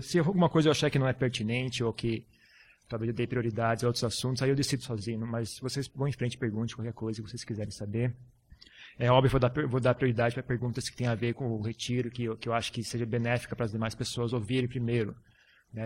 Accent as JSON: {"language": "Portuguese", "country": "Brazil", "moved": "yes", "said": "eu estou muito tempo fora do Brasil, 10 anos. E meu português também, agora até que tá legal"}